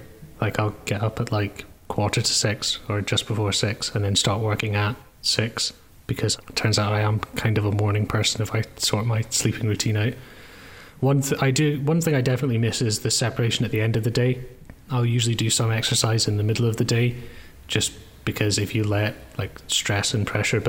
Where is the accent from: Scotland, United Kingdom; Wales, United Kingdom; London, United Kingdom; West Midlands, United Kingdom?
Scotland, United Kingdom; Edinburgh; now in Manchester, United Kingdom; But I moved here just over a year ago. I'm in Manchester from Edinburgh.